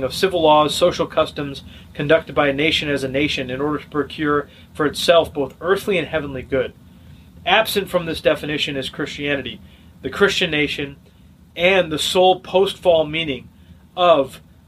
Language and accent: English; United States; I'm an American. You know, I belong to this nation